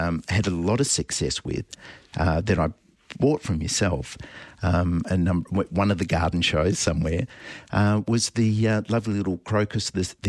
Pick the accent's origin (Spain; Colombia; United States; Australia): Australia; Darlington; we grew up in Darlington